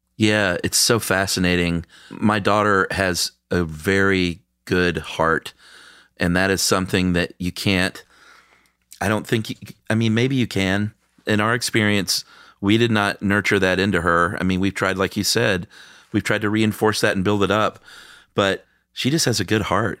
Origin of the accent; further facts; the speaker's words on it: the American South, United States; I'm a boy from the American South